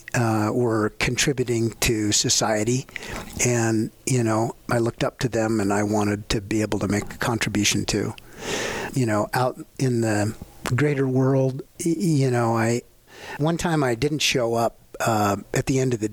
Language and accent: English; the Flathead, Montana, United States; I grew up in the Flathead